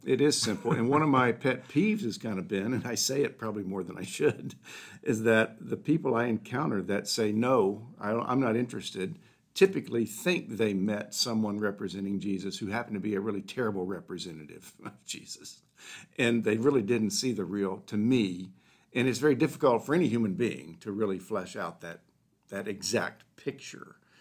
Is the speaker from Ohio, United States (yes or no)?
yes; Dayton, Ohio, United States; I grew up in Dayton, Ohio